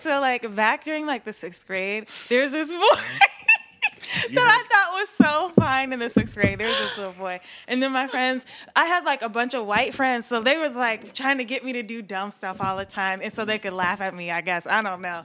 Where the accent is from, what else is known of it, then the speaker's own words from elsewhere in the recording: Durham, North Carolina, United States; also born or lived in Charlottesville, Virginia; I was born in Charlottesville, North not North Carolina, Virginia. Okay. And um, yeah, I was raised in Durham.